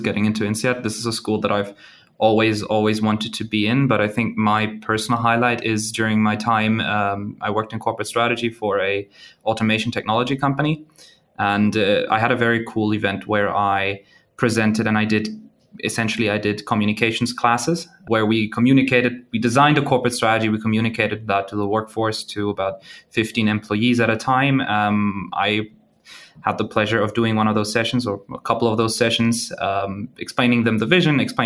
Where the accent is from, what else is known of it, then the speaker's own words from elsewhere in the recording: Germany; moved away as an adult; also born or lived in Mexico / Australia; I was born in Germany. I grew up there for most of my time.